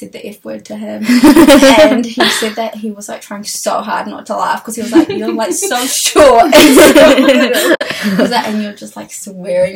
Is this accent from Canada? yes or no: no; Auckland, New Zealand; also born or lived in Ethiopia / North Shore, Auckland; I was born in Ethiopia, moved to New Zealand when I was 5, grew up here, went to school here